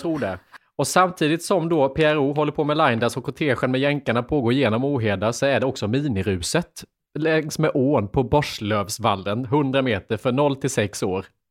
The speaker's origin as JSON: {"language": "Swedish", "town": "Lanna", "region": "Jönköping County", "country": "Sweden", "tie": "born or raised there", "also_born_or_lived": "Värnamo", "moved": "as an adult", "said": "Lanna, den här byn med 400 invånare där jag kommer ifrån"}